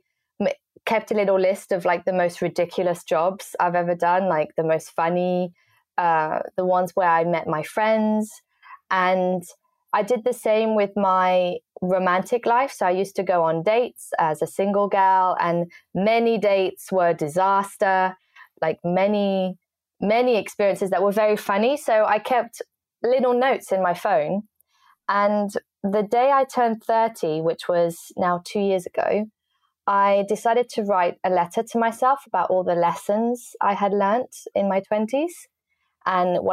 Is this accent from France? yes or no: yes; France; moved away as an adult; also born or lived in England; now in London, United Kingdom; I grew up most of my life in France because my family is French